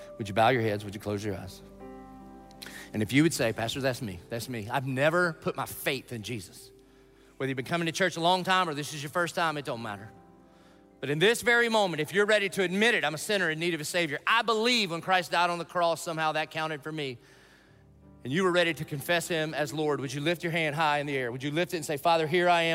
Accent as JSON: {"language": "English", "region": "the South", "country": "United States", "tie": "born or raised there", "said": "I grew up in the South"}